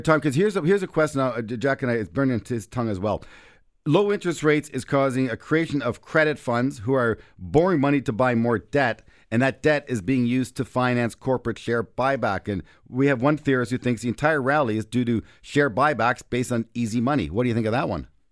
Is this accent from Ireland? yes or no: no; Canada; I'm Canadian